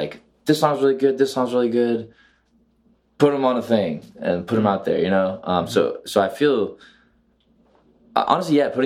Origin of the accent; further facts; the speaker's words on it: South Carolina, United States; moved away; also born or lived in Atlanta; I grew up in South Carolina listening to folk music